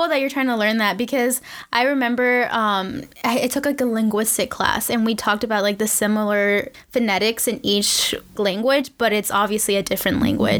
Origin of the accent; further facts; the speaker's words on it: DMV, United States; So you're local too, because I'm from the DMV. So I went to UMD.